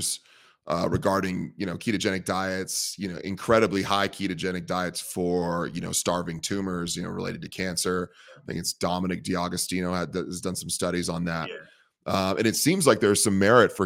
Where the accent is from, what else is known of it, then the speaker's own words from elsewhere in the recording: Bay Area, California, United States; I'm from the Bay Area and the vegans are all over the place